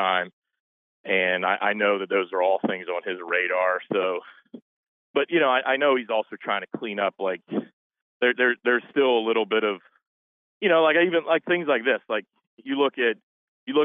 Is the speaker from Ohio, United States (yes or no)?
yes; Gallipolis, Ohio, United States; moved away as an adult; now in Cincinnati, United States; I grew up in Gallipolis